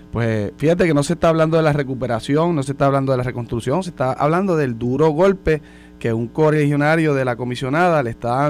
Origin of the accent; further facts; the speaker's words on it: Puerto Rico; pero como puertorriqueño, uno se siente, uno se debe sentir indignado